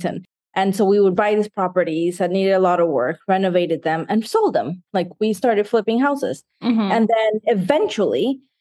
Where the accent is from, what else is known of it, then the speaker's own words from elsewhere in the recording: Nicaragua; now in United States; I grew up in Nicaragua